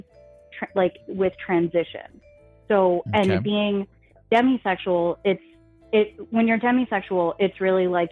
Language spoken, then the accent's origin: English; New Jersey, United States; I'm from New Jersey